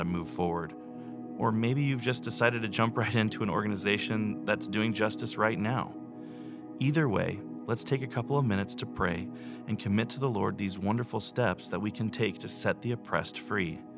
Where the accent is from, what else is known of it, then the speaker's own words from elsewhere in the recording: United States; especially as an American follower of Christ